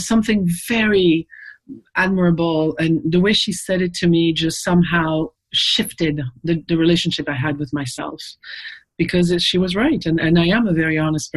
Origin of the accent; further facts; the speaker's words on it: Paris, Île-de-France, France; now in United States; I'm from Paris